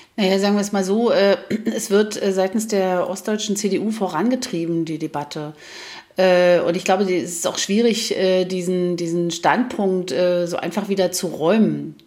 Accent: Germany; wir haben ja auch 40 Jahre in der DDR gelernt

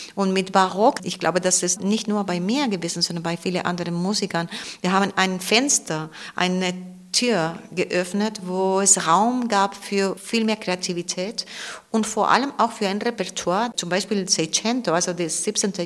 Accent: Cartagena, Region of Murcia, Spain; German is a second language; also born or lived in Ibiza; now in Weimar, Germany; ich bin nicht da aufgewachsen, sondern im Festland, in Cartagena, das ist im Südosten Spaniens, am Meer

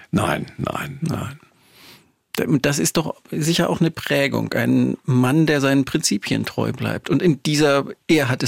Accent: Görlitz, Saxony, Germany; Ich bin an dieser Ostgrenze aufgewachsen. Ich stamme aus Görlitz ja.

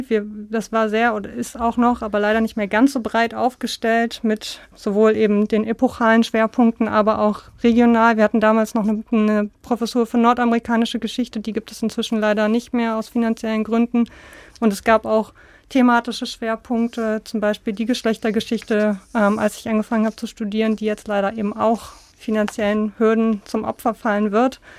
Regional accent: Berlin, Germany; also born or lived in Jena, Germany; als ich in Jena angefangen habe zu studieren, dann kam eben immer diese Frage, woher kommst du? Berlin, Ost oder West?

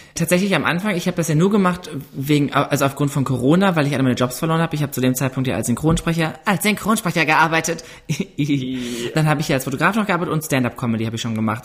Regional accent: Ruhr area, North Rhine-Westphalia, Germany; ich komme aus dem Ruhrgebiet

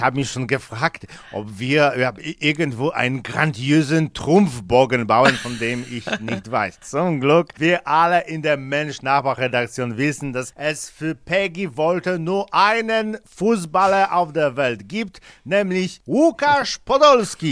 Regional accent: Poland; bei uns in Polen

